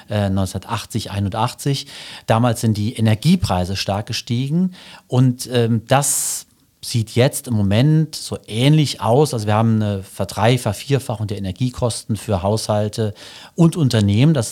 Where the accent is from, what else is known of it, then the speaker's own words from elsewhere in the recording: Sotzweiler, Saarland, Germany; Genau, ich bin geboren in äh, Sotzweiler und aufgewachsen hier im Saarland, war hier auf der Schule und habe auch angefangen zu studieren im Saarland.